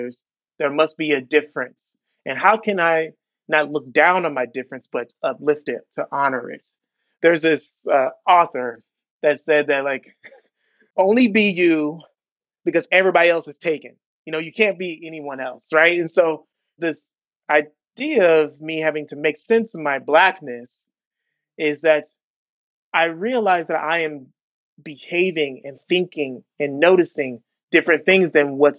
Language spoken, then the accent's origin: English; Southern California, United States; now in Milwaukee, United States; I'm originally from Southern California, although I am currently in Milwaukee.